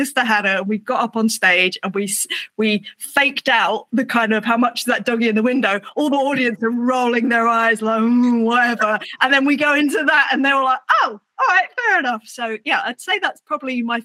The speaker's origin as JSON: {"language": "English", "region": "England", "country": "United Kingdom", "said": "It's me being English"}